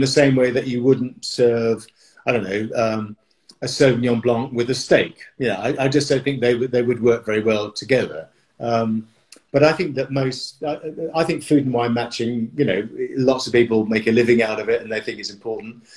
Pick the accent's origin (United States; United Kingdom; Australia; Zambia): United Kingdom; I'm very British